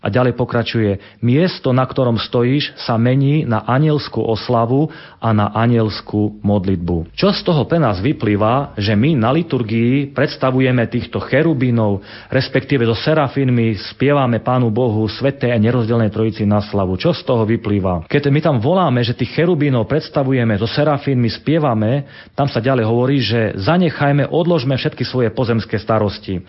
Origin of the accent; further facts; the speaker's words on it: Sabinov, Prešov Region, Slovakia; Sabinov, odkiaľ pochádzam